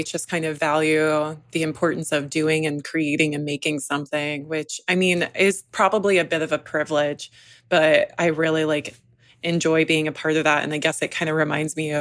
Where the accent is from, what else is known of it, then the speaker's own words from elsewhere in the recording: Georgia, United States; moved away; I was raised in Georgia